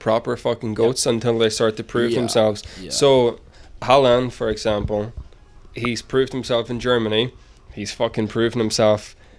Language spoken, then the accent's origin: English; near Belfast, Northern Ireland, United Kingdom; moved away as an adult; now in Edmonton, Canada; I'm from Ireland, just a little bit outside of Belfast.